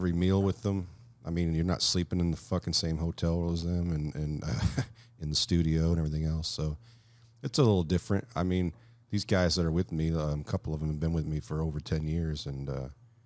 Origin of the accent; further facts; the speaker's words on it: Flint, Michigan, United States; I would see these bands come through Flint